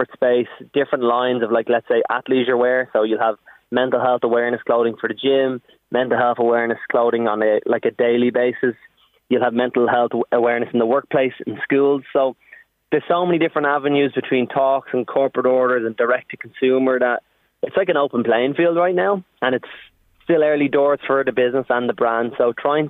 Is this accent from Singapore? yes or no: no; Ireland; also born or lived in United States; as Irish people